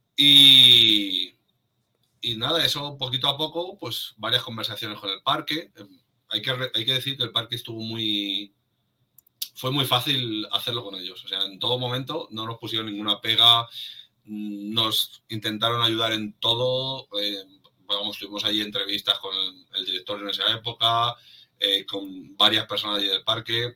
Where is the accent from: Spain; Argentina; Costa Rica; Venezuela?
Spain; Madrid, Community of Madrid; los que somos de Madrid, es como hemos vivido ahí nuestra infancia